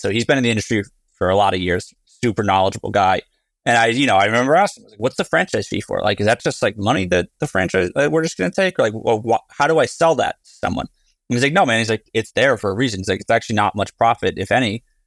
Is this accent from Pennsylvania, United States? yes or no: no; New Jersey, United States; I grew up in New Jersey